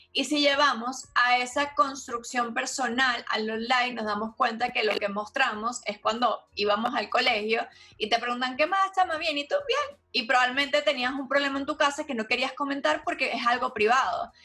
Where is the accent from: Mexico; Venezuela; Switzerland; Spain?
Venezuela; en mi país, Venezuela